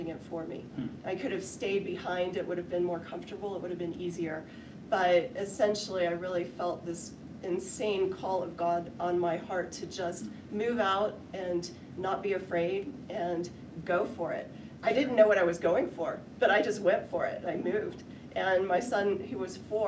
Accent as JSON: {"language": "English", "region": "Texas", "country": "United States", "said": "I was not born with cowboy boots, but I was born with running shoes on, even though I'm from Texas."}